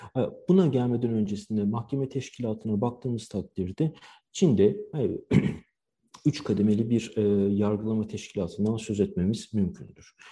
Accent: Turkey; moved away as an adult; also born or lived in Istanbul; now in Shanghai, China

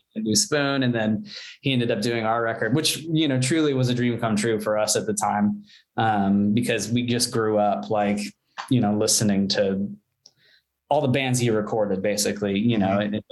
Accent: Bothell, Washington, United States; moved away as an adult; also born or lived in Texas / Redmond, Washington / Seattle, Washington; now in Los Angeles, United States; We moved to Bothell when I was 10

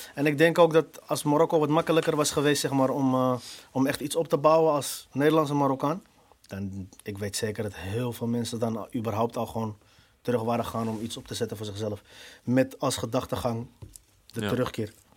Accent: Amsterdam, North Holland, Netherlands; Ik ben een Amsterdammer, geboren, getogen

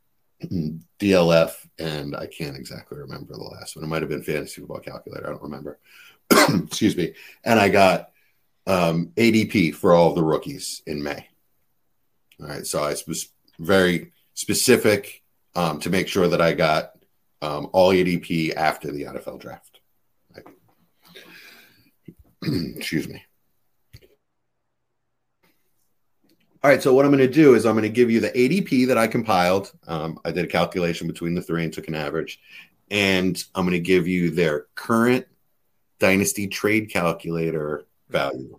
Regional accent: Marlton, New Jersey, United States; also born or lived in South Philadelphia, Pennsylvania; I'm from a suburb of Philly, only about 15 minutes away. Marlton is where. Well, I was born in South Philly, moved to Marlton. It was the development I grew up in.

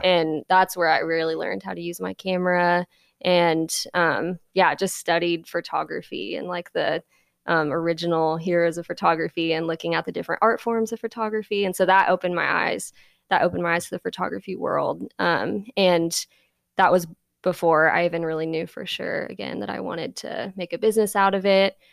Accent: Independence, Missouri, United States; now in Nashville, United States; I grew up in Independence

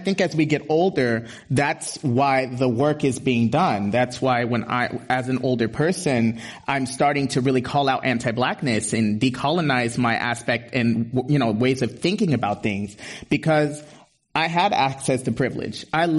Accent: Berkeley, California, United States; growing up in Berkeley, I went to Berkeley Public. I went to Berkeley High School.

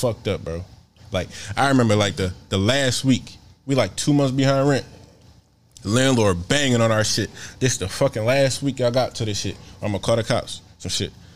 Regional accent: Philadelphia, Pennsylvania, United States; I'm from Philly

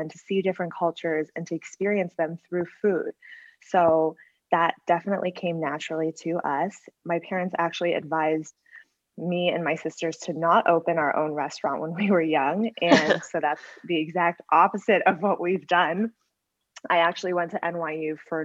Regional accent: Weston, Massachusetts, United States; moved away as an adult; also born or lived in New York / Chicago; my hometown, Weston, Massachusetts

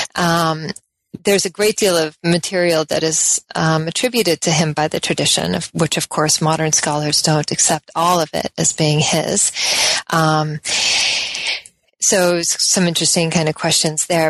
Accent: Colorado, United States; also born or lived in Oregon; I'm from the West. Um, generally, I was born in Colorado

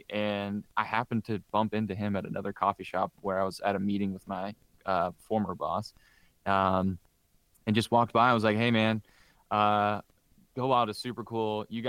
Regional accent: Indiana, United States; growing up in Southern Indiana, I had a lot of buddies that hunted.

